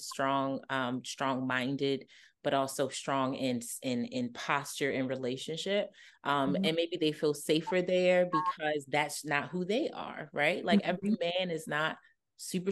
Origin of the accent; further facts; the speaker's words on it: Baltimore, Maryland, United States; I'm from Baltimore